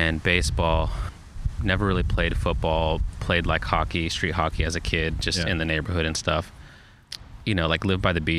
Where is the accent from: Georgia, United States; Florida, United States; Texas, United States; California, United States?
California, United States; Oceanside; moved away as an adult; also born or lived in Temecula, California; now in Portland, United States; I grew up in, I was born and raised in Oceanside